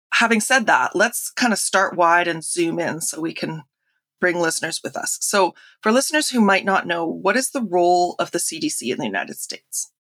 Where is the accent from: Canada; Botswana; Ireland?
Canada; I'm firstly Canadian